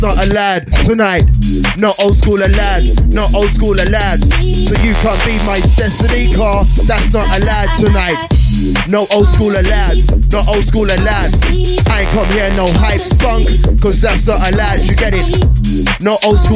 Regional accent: Birmingham, West Midlands, United Kingdom; We are broadcasting live from the United Kingdom, Birmingham Town. I'm from Birmingham City, the city of God

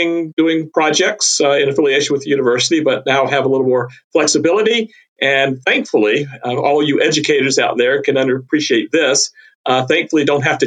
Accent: North Carolina, United States; moved away as an adult; also born or lived in Texas / Louisiana; I grew up herping in North Carolina.

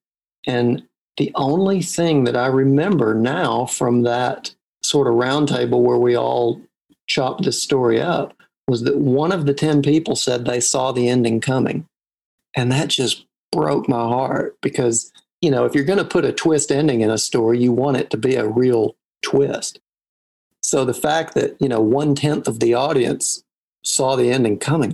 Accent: Arkansas, United States; accent: Southern; moved away as an adult; also born or lived in Arizona / New England; growing up in it, that's just the way people talk

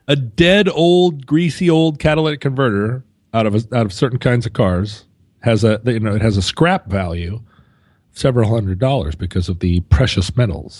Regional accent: Alaska, United States; growing up in Alaska

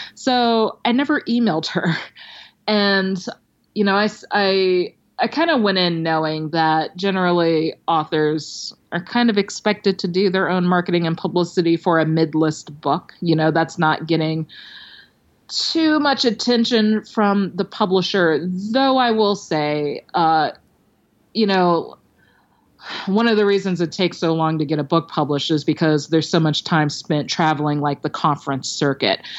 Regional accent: Maryland, United States; now in Los Angeles, United States; I live in Los Angeles, but I'm from Maryland and I would, uh, go visit some old teachers and librarians and read for kids at, you know, my old school

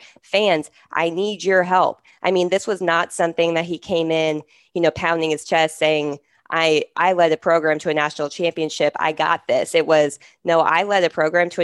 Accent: California, United States; moved away as an adult; also born or lived in Texas; I was from California and I went to school at the University of Texas

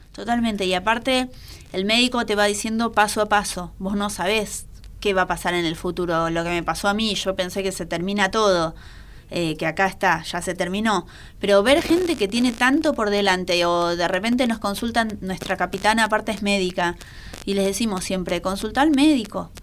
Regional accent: Argentina; como buenas argentinas

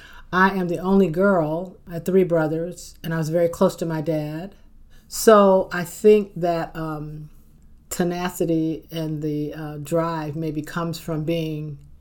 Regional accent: Detroit, Michigan, United States; also born or lived in Charleston, West Virginia; I grew up in Detroit.

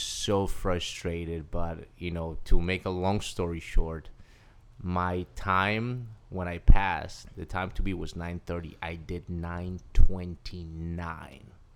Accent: Cali, Valle del Cauca, Colombia; moved away as an adult; now in United States; Okay, so I'm originally from Cali, Colombia. Uh, I was born on April first, nineteen eighty

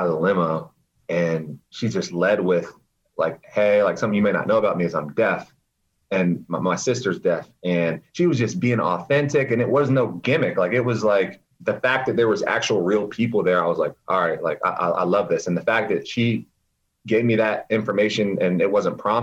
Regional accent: Raleigh, North Carolina, United States; moved away as an adult; now in New York City, United States; Born and raised in Raleigh

